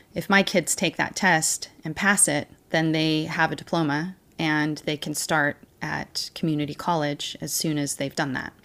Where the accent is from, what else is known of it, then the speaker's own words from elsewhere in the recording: Puyallup, Washington, United States; moved away as an adult; also born or lived in Missouri / Utah; I was born on an Army base in Missouri, and I was raised in Washington State.